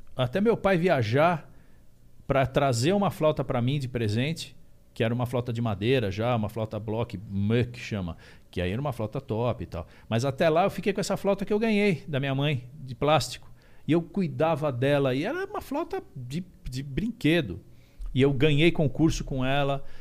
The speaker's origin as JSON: {"language": "Portuguese", "town": "Indaiatuba", "region": "São Paulo", "country": "Brazil", "said": "lá em Indaiatuba, que eu sou de Indaiatuba"}